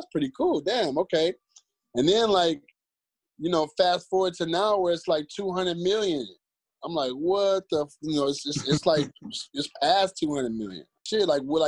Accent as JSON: {"language": "English", "town": "Cleveland", "region": "Ohio", "country": "United States", "tie": "born or raised there", "said": "I'm from the same zip code as …."}